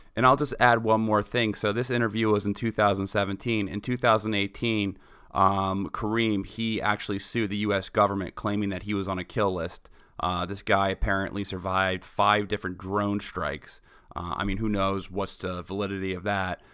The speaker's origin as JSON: {"language": "English", "region": "New York", "country": "United States", "said": "I'm from New York. I remember when I was in seventh grade, two planes going into the Twin Towers, where I'm from"}